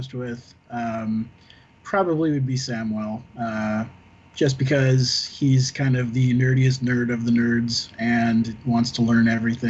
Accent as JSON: {"language": "English", "town": "San Diego", "region": "California", "country": "United States", "tie": "born or raised there", "said": "Born and raised in San Diego. I've been here pretty much my whole life with a couple years of exception."}